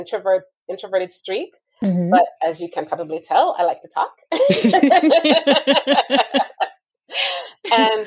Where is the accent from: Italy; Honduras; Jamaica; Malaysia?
Jamaica; moved away; growing up in Jamaica